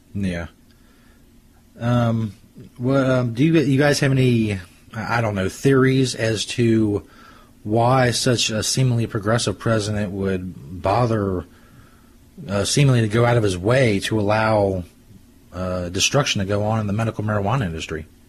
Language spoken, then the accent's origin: English; Cincinnati, Ohio, United States; where I grew up and in the Cincinnati area and around here